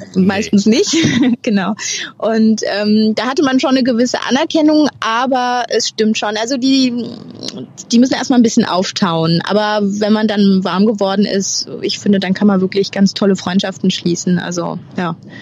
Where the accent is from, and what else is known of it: Germany; moved away as an adult; now in France